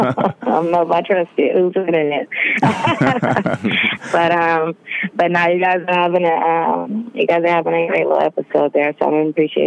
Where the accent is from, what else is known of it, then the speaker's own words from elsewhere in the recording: California, United States; I'm from California